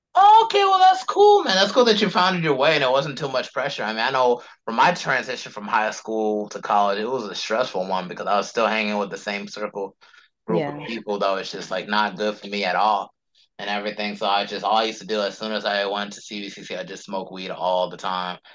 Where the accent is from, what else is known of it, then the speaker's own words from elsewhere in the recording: Charlotte, North Carolina, United States; I was actually born and raised in Charlotte too